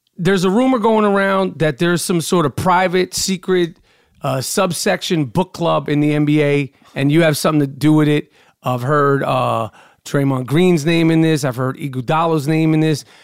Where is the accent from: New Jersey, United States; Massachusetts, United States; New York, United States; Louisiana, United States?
New York, United States; New York City; I grew up in New York City